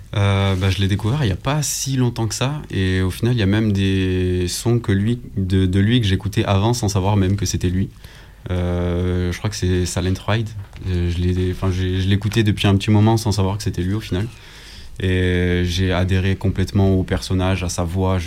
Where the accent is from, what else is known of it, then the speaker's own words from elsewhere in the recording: Nîmes, Occitania, France; moved away as an adult; now in Lyon, France; j'ai 25 ans, je viens de Nîmes.